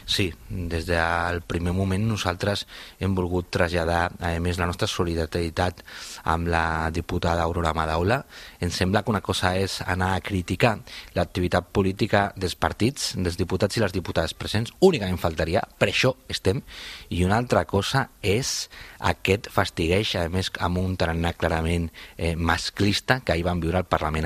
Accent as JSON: {"language": "Catalan", "town": "Cornellà de Llobregat", "region": "Catalonia", "country": "Spain", "said": "són la meva comarca, que és primer pla la empresa Siemens de Cornellà, doncs això també és realitat, molts de nosaltres hem nascut en aquesta realitat"}